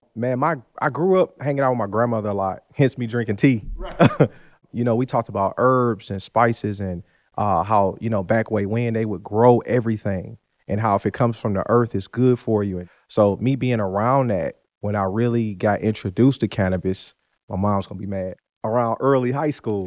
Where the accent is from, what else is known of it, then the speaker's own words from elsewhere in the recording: Detroit, Michigan, United States; moved away as an adult; now in Ruston, United States; I'm originally from Detroit, Michigan, born and raised. So grew up there.